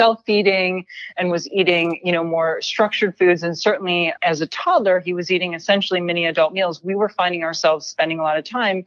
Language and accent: English; Midwest, United States; I was born and raised in the Midwest to immigrant parents